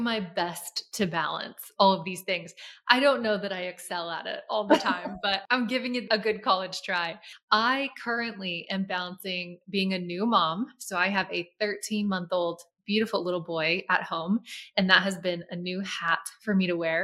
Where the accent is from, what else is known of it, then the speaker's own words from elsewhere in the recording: Lancaster, Pennsylvania, United States; moved away as an adult; now in Florida, United States; my hometown, Lancaster, Pennsylvania